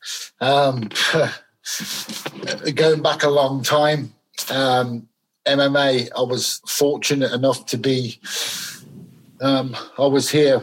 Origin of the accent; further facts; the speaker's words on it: Birmingham, West Midlands, United Kingdom; also born or lived in Glasgow; I was born in Glasgow. My parents were Scottish. I lived there till I was a young boy. Lived there till I was about 9 years old, and then my mum remarried, and then I grew up in moved to Birmingham.